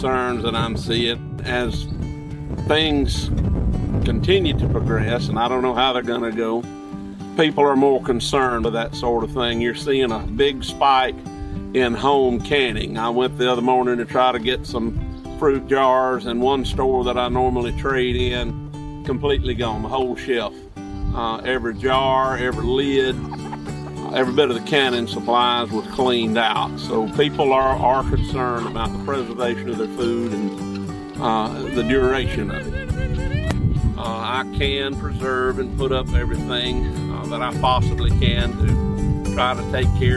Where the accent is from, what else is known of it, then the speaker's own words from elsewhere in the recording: Jones County, Mississippi, United States; I'm a farmer from Jones County, Mississippi